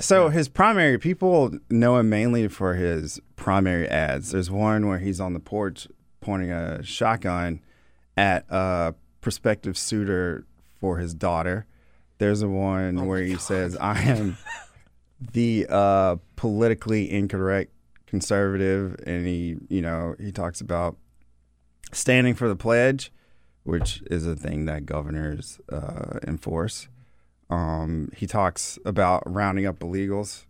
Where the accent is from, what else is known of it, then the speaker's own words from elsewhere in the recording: Georgia, United States; moved away; my home state